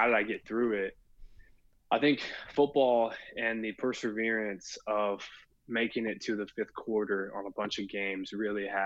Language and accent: English; Williamson County, Texas, United States; growing up in Williamson County